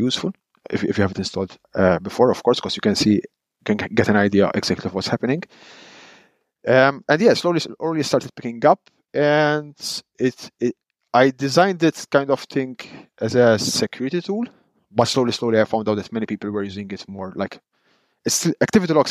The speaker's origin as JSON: {"language": "English", "country": "Malta", "moved": "yes", "lives_now": "Netherlands", "said": "I am Maltese. I come from Malta, but I live in the Netherlands."}